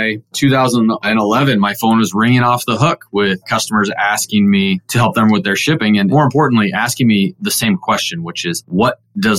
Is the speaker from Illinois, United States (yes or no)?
no; Southern California, United States; moved away; also born or lived in Portland, Oregon; I'm a sixth generation from Southern California, believe it or not. My family moved to Portland, Oregon, and I went to high school